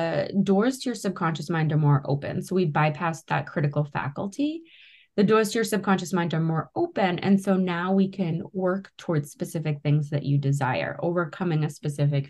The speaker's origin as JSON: {"language": "English", "town": "Boston", "region": "Massachusetts", "country": "United States", "tie": "born or raised there", "said": "I grew up around the Boston area."}